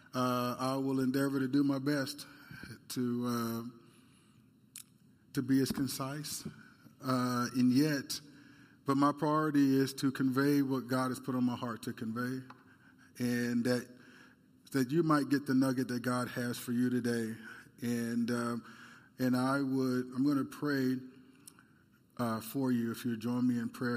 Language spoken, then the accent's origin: English; United States; As Americans